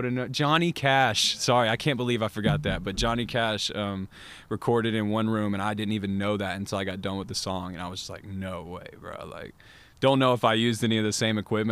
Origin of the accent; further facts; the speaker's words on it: North Georgia, United States; I'm kind of from North Georgia a little bit